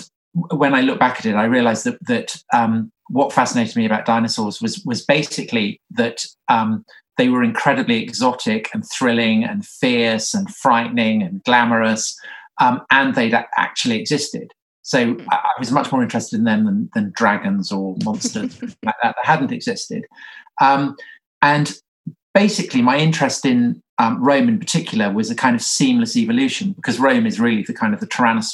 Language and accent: English; England, United Kingdom; accent: English; from my accent, I'm English